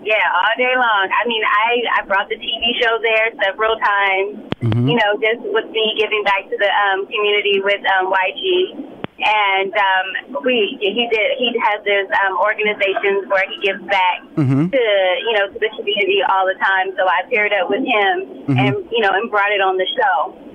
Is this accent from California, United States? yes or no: yes; Compton, California, United States; that's why I'm always screaming to the mountaintop that I'm from Compton, because I want them to see, you can do it too.